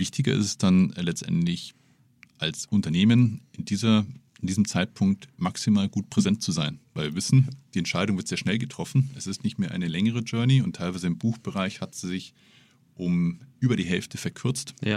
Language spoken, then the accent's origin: German; Munich, Bavaria, Germany; als Münchner